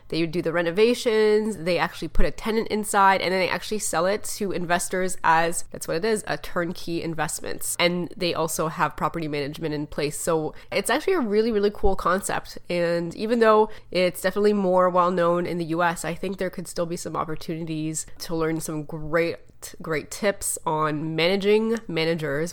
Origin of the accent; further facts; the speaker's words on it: Canada; I'm from Canada